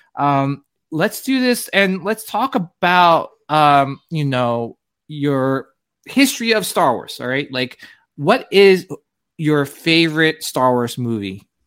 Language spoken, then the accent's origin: English; New Jersey, United States; I grew up in New Jersey